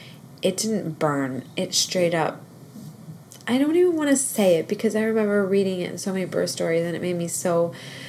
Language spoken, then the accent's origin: English; Northeast, United States; I grew up in the Northeast